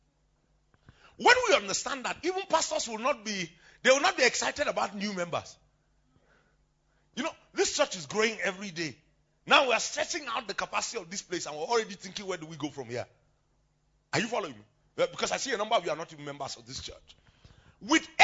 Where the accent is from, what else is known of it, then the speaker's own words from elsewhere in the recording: Plateau, Nigeria; I'm a true Nigerian.